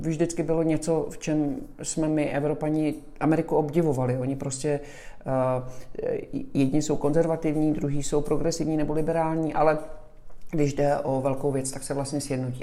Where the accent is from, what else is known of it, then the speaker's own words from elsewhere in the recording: Czechia; moved away as an adult; now in Miami, United States; jsem z České republiky